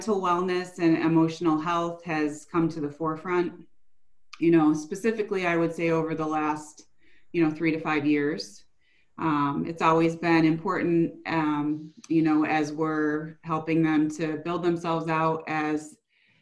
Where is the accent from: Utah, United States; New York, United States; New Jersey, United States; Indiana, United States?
New York, United States; Buffalo; I grew up in the Buffalo area